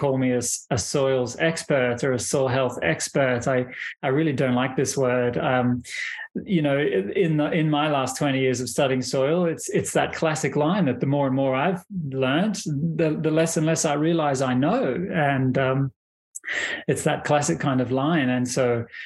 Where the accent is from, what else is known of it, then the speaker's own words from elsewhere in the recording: Australia; moved away; I'm originally from Australia. That's where I was born and raised